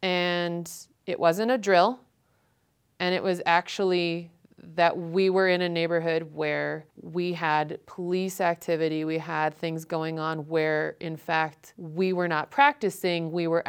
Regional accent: Ohio, United States; I don't know how to speak Spanish. I've never heard Spanish in my life. And I came from Ohio.

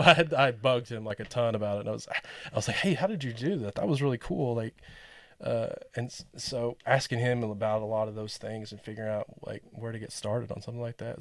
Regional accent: England, Arkansas, United States; also born or lived in Tempe, Arizona; now in Rogers, United States; I grew up in England, Arkansas, which is like thirty minutes from Little Rock

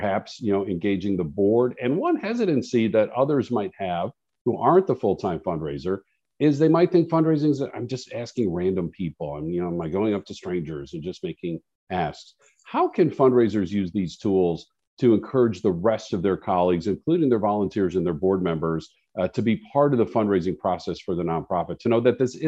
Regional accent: Chicago, Illinois, United States; I grew up in Chicago

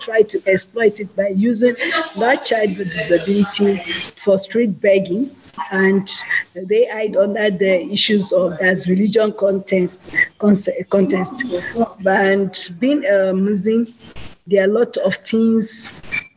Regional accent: Yorubaland, Nigeria; I'm Yoruba, I come from Yoruba land

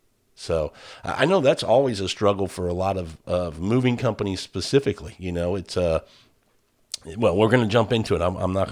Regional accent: Midwest, United States; now in Houston, United States; I grew up in the Midwest

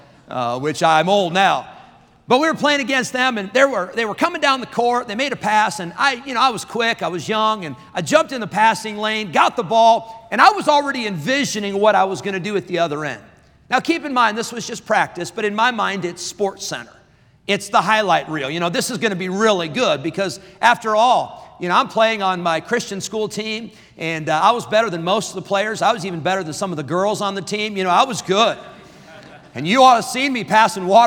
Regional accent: Rockford, Illinois, United States; I grew up in Rockford, Illinois at the Berean Baptist Church

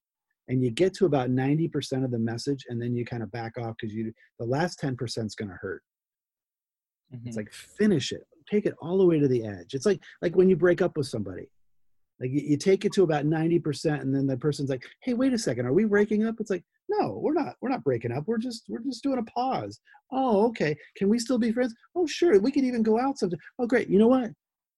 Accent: New Jersey, United States; part of me is Jersey, you know, I'm from New Jersey, and I kind of say what I think.

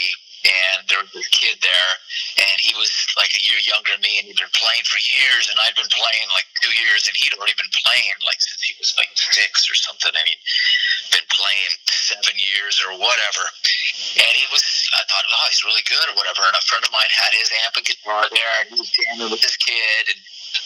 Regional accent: Tucson, Arizona, United States; moved away as an adult; also born or lived in California; I'm from Tucson, but I had moved to California in 1993.

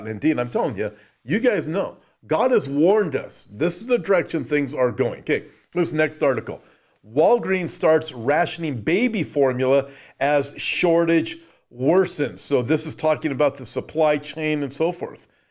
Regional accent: Southern California, United States; I was born and raised in Southern California, lived very close to Disneyland

